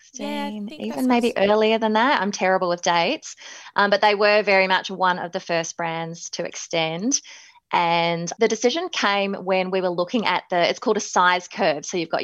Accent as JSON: {"language": "English", "country": "New Zealand", "tie": "born or raised there", "also_born_or_lived": "Melbourne, Australia / Manchester, United Kingdom", "accent": "Kiwi", "moved": "as an adult", "lives_now": "Sydney, Australia", "said": "So even though I was born in Melbourne, in Carlton, I actually moved to New Zealand when I was 5 and spent my whole life growing up there. So hence the slight Kiwi accent"}